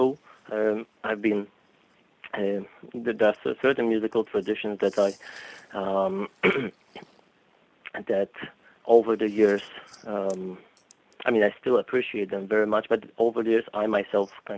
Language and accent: English; Poland; moved away; also born or lived in Boston; So I grew up in Poland.